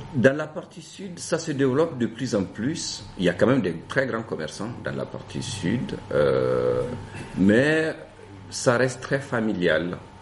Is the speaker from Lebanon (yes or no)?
no; Gao, Gao Region, Mali; first language Songhay; French is a second language; moved away as an adult; also born or lived in Sikasso, Mali / Bamako, Mali; now in France; je viens du nord du Mali, euh, de la ville de Gao et d'un village qui est situé à 25 km de Gao qui s'appelle euh, Tacharan et où j'ai fait donc mes premières années euh, d'école